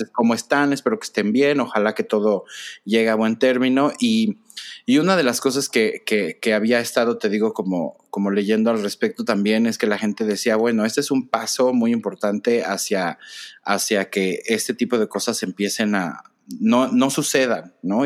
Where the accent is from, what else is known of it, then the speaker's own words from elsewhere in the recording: Mexico; como persona mexicana